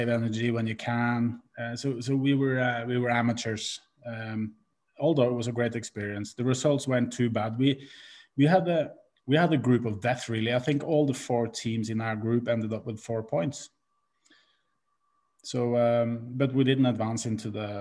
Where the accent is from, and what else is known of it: Norway; moved away as an adult; also born or lived in Liverpool